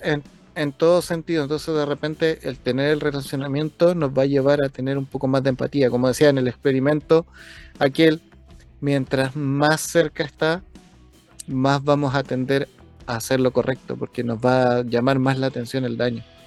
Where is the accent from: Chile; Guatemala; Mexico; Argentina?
Chile; para mí como chileno